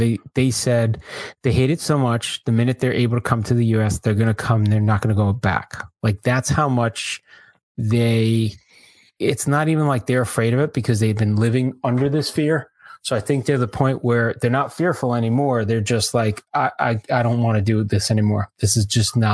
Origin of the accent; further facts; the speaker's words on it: Florida, United States; I'm from Florida